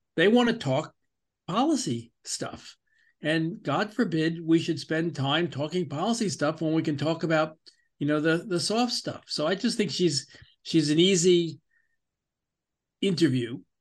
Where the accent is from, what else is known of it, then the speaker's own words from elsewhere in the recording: New York, United States; so I grew up in New York.